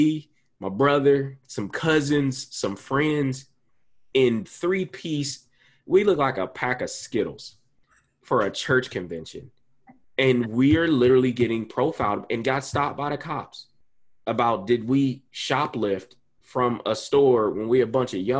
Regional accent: Columbus, Ohio, United States; my hometown, Columbus, Ohio

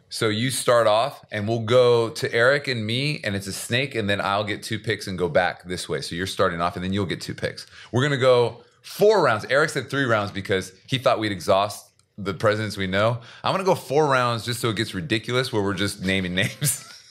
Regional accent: Seattle, Washington, United States; now in South Korea

